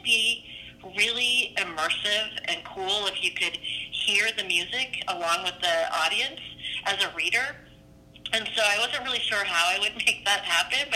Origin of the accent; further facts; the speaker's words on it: Seattle, Washington, United States; moved away as an adult; now in Southern California, United States; I am originally from the Seattle area